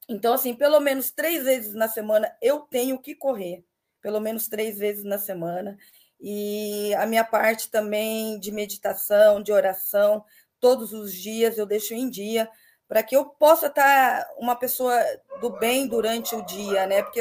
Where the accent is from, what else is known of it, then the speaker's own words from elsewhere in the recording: Miracatu, São Paulo, Brazil; eu sou do Vale do Ribeira, é, Miracatu, uma cidade de 20 mil habitantes, então, assim, quase ninguém se falava no esporte